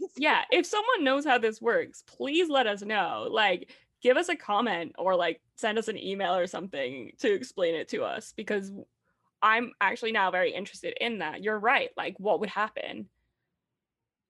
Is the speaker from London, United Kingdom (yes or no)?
no; Scotland, United Kingdom; I'm from Scotland.